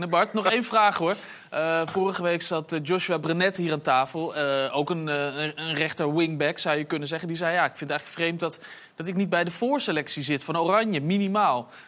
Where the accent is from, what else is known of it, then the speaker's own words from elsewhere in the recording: Netherlands; zoals ik het dan toch maar even zeg als Nederlander...